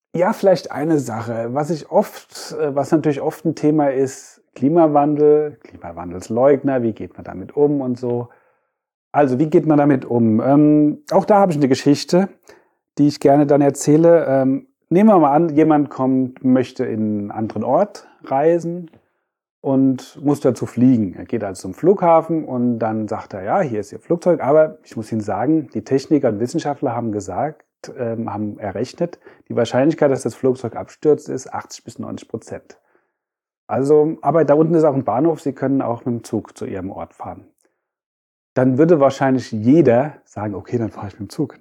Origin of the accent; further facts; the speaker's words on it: Frankfurt, Hesse, Germany; also born or lived in Freiburg; ich bin ja in Frankfurt geboren, bin in Orlhesse, war aber dann in Freiburg eine Zeit lang